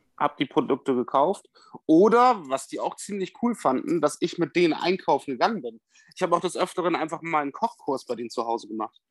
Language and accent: German; Bremen, Germany; moved away as an adult; now in Westoverledingen, Germany; ich bin ja in Bremen groß geworden und ich bin jetzt 120 Kilometer von meiner Heimat weg